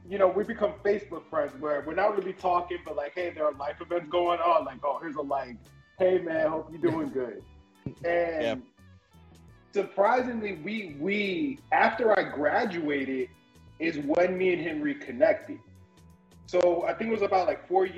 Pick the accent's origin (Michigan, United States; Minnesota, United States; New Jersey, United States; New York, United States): New Jersey, United States; moved away; also born or lived in South Carolina; I'm originally from New Jersey